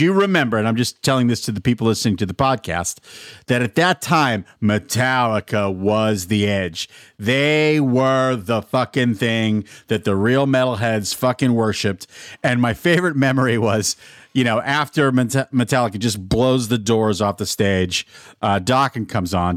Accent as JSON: {"language": "English", "town": "Albuquerque", "region": "New Mexico", "country": "United States", "tie": "born or raised there", "also_born_or_lived": "Pittsburgh, Pennsylvania", "said": "I was born in Pittsburgh, but my family moved to Albuquerque, New Mexico in nineteen eighty."}